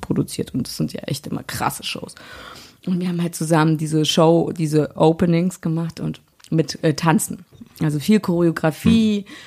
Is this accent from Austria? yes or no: no; Berlin, Germany; Hier in Berlin war halt der Döner überall, ja. Das war Döner, Pommes und dann mm, Blinchiki zu Hause